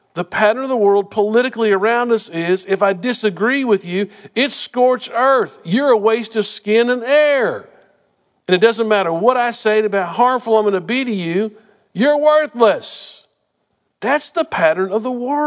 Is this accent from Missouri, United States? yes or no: no; Wichita Falls, Texas, United States; we grew up in Wichita Falls